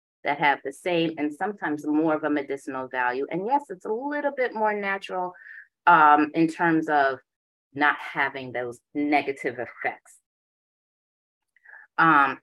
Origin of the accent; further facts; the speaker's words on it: Jamaica; moved away; also born or lived in Boston; I am Jamaican. My father's a Rasta